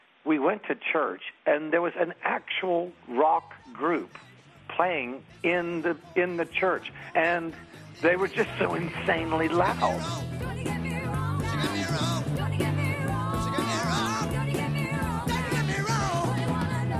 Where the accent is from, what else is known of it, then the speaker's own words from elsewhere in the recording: Oklahoma City, Oklahoma, United States; Growing up in Oklahoma, in my household, I wasn't really aware that there could be music that came from out in the world, and then there would be music that's made in our own town